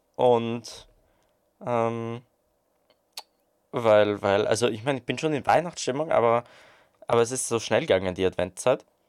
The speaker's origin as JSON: {"language": "German", "country": "Austria"}